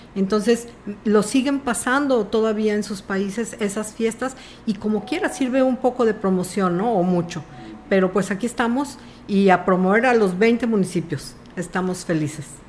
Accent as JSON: {"language": "Spanish", "town": "Tamuín", "region": "San Luis Potosí", "country": "Mexico", "said": "yo soy de Tamuín"}